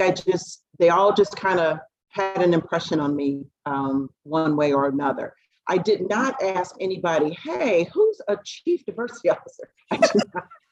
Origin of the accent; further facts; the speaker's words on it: Dayton, Ohio, United States; I'm from Dayton, Ohio